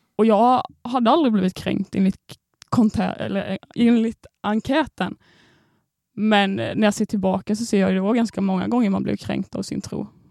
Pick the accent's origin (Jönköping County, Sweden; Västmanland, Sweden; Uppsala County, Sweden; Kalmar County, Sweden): Jönköping County, Sweden; Landsbro; moved away; jag kommer då från Småland. Eh, ett Oj. litet samhälle på 1500 personer som heter Landsbro